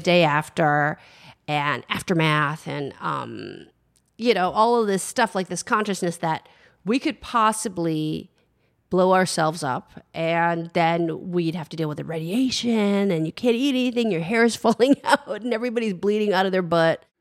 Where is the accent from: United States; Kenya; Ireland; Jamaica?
United States; San Francisco, California; I grew up in San Francisco